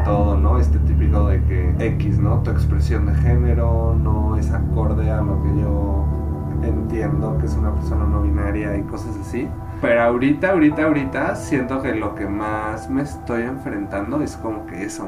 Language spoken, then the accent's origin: Spanish; León, Guanajuato, Mexico; now in Guadalajara, Mexico; yo crecí en León, Guanajuato, que es una ciudad bastante conservadora